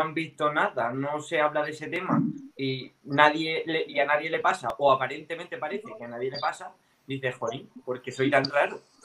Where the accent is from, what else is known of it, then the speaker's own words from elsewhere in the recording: a town in Murcia, Region of Murcia, Spain; aquí en el pueblo, en un pueblo de Murcia